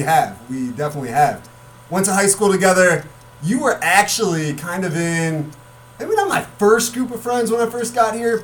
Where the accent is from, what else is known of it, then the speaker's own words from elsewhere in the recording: Mendota, Illinois, United States; we're both from Mendota, Illinois